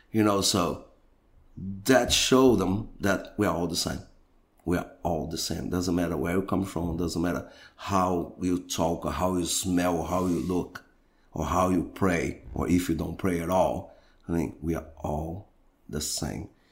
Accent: Brazil; And I'm from Brazil

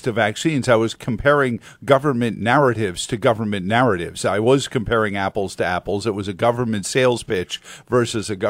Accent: New York, United States; moved away; in New York, in my hometown

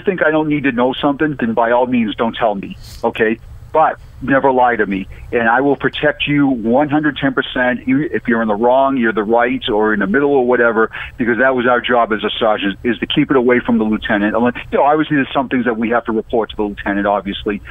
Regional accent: Boston, Massachusetts, United States; moved away as an adult; now in Florida, United States; I was born and raised in Boston

